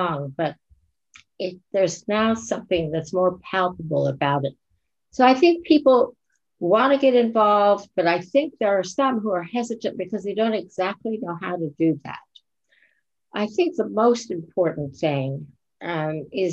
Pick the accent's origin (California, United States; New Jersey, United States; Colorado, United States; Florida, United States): Florida, United States; Florida Keys, United States; I grew up in the Florida Keys at a time when it was safe to roam and be curious